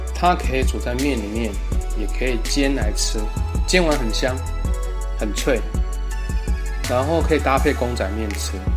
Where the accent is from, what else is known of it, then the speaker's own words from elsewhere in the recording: Taiwan; 有些字跟我们台语很像